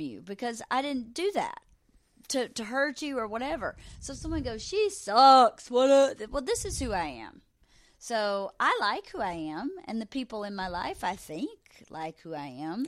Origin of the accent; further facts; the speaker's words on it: Georgia, United States; moved away; growing up in Georgia was so amazing for a child